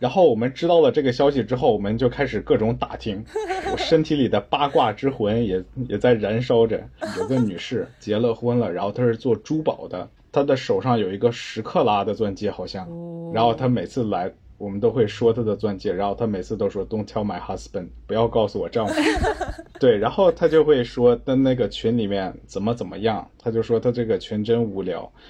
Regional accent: China; now in Australia; 我说我是中国来的，我是百分之百 made in China。

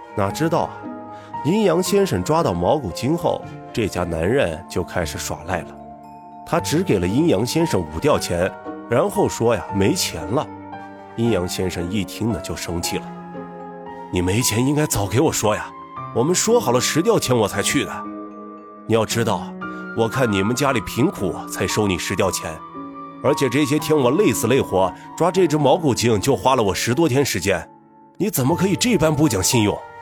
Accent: Northwest China, China; 一个土生野长的西北大汉

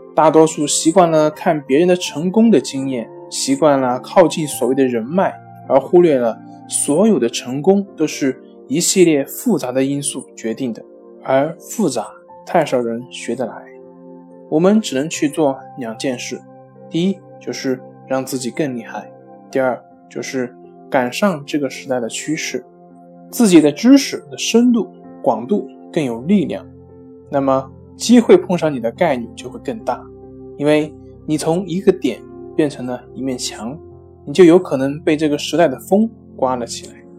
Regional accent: China; 我们中国人真的是太拼了

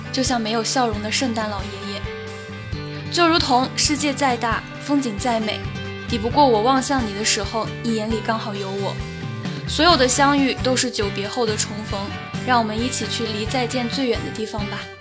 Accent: the Northwest, Northwest China, China; now in Chengdu, China; 从小在干燥的大西北城乡结合部长大的五岁半小朋友

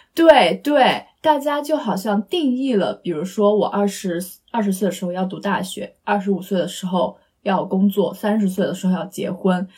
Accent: eastern China, China; moved away; 我们两个是来自就是东部城市嘛

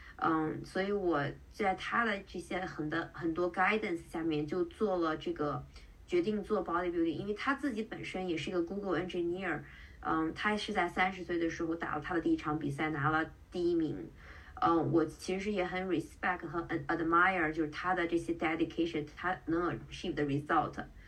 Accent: Qingdao, Shandong, China; also born or lived in Bay Area, United States / Seattle, United States / New York, United States / Canada; now in San Francisco Bay Area, United States; 我是青岛人，然后我在湾区生活了，嗯，两年的时间，然后中间在西雅图待了一年，在西雅图之前我在纽约

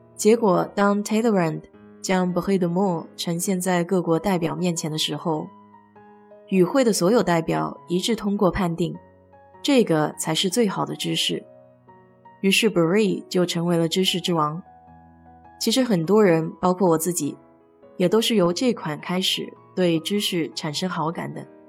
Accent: China; moved away as an adult; now in United States; 我们中国人没有吃芝士的习惯

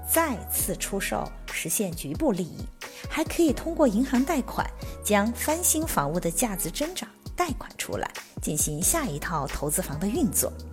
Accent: Chengdu, Sichuan, China; moved away as an adult; now in Dallas, United States; 我是一个在天府之国土生土长的成都妹子，活了半辈子，读书工作都没离开过舒适安逸的成都

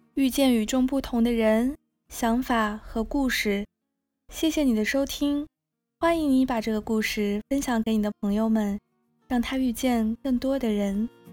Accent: Shanghai, China; also born or lived in Princeton, United States; 我是成长在那个国内公立教育体系的这样一个发展路径上，然后我是上海人，我在上海读公校长大

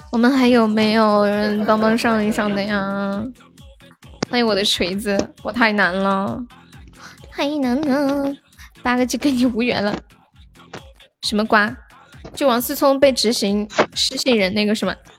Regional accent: Nanchong, Sichuan, China; accent: Nanchong; 重庆那个口音比我们南充的口音听起来就是要高档一点

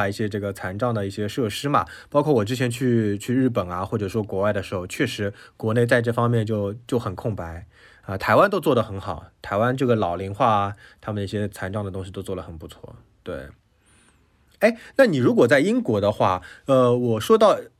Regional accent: China; 其实他们有很多的这种口音，但我觉得我们中国人特特别介意口

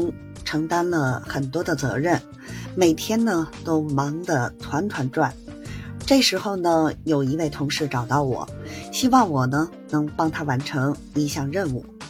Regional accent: Beijing, China; 我是北京的…，感谢您的关注和支持

